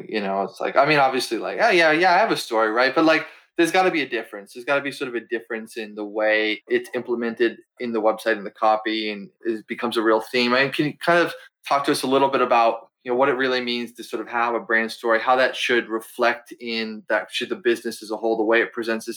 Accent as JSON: {"language": "English", "region": "Massachusetts", "country": "United States", "moved": "yes", "lives_now": "Philadelphia, United States", "said": "where I'm from Massachusetts, I live in Philly now"}